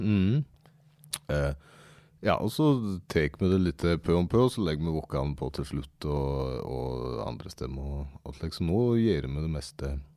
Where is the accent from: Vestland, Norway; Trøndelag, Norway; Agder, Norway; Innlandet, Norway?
Innlandet, Norway; Aurdal; now in Fagernes, Norway; Jeg er egentlig fra, fra Aurdal, men eh, nå bor jeg på Fagernes